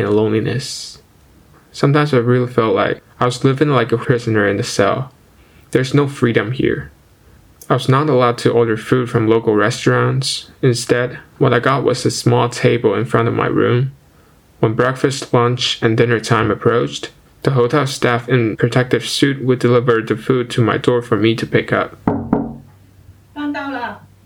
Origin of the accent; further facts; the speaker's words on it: China; moved away as an adult; now in Ottawa, Canada; I'm an international student and I come back home to China every summer